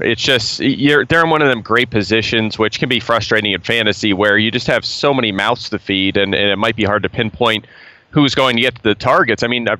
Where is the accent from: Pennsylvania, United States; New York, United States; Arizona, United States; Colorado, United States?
Pennsylvania, United States; Pottsville; also born or lived in Kutztown, Pennsylvania / Reading, Pennsylvania; I grew up in Pennsylvania, in Pottsville, home of Yuengling